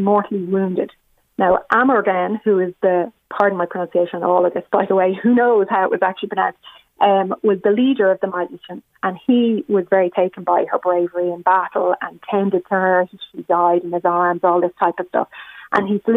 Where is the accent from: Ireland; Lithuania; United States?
Ireland; as Irish women. That's who we're descended from.